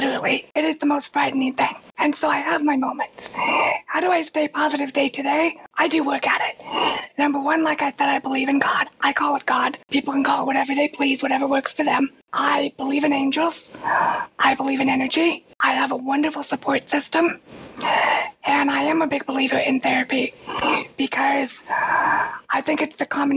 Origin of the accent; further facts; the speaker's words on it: Reno, Nevada, United States; I grew up in Reno, and we have pretty harsh winters there